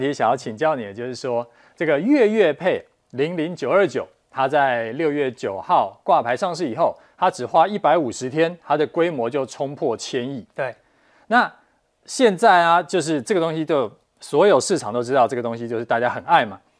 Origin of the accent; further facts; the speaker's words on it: Taiwan; 我们台湾人啊，这几年来真的最爱的就是 E T F 了